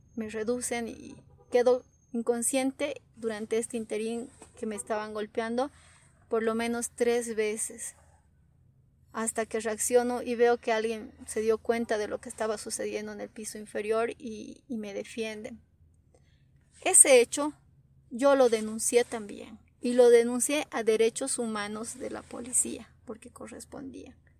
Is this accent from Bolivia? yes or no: yes; Bolivia; como bolivianos